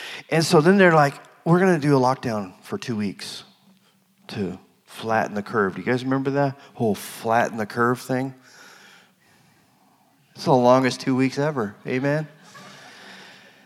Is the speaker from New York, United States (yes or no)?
no; Arizona, United States; moved away; also born or lived in Colorado; I'm from Arizona. I've never lived in the cold